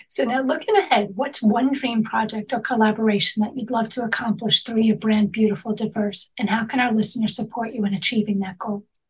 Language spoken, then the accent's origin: English; New York, United States; also born or lived in Manhattan; I'm born and raised in New York